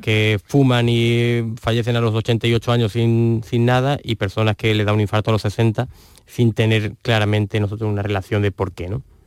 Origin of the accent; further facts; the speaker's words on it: Andalusia, Spain; en Andalucía somos unos privilegiados